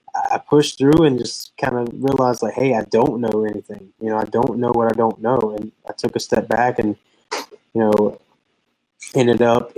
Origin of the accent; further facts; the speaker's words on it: Pinetops, North Carolina, United States; am from Pine Tops, North Carolina, a little two-stoplight town in the middle of nowhere. So I grew up in a little small rural town